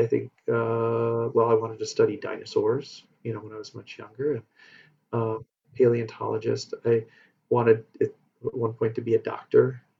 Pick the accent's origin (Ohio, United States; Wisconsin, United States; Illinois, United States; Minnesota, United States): Wisconsin, United States; Madison; I was born actually here in Madison, and uh, a long time ago, and um, grew, have grown up in the area